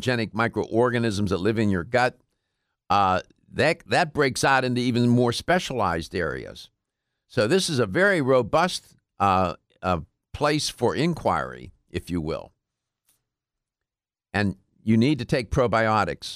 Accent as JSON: {"language": "English", "town": "Pittsburgh", "region": "Pennsylvania", "country": "United States", "said": "I'm from Pittsburgh, but it's on the other side of the state"}